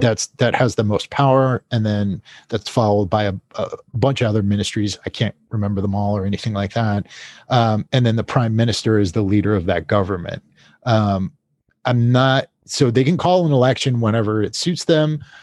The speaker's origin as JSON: {"language": "English", "country": "United States", "said": "as an American"}